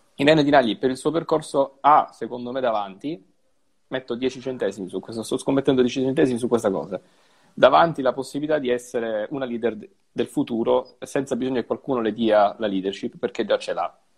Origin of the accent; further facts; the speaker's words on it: Sicily, Italy; che pure sono siciliano